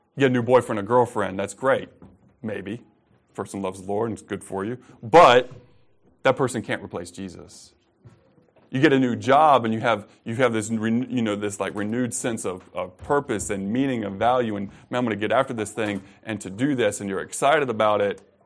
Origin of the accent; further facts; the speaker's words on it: United States